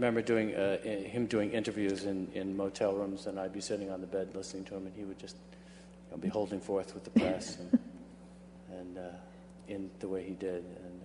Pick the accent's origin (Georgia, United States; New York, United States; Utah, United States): New York, United States; Long Island; I grew up on Long Island and very seldom came to the city.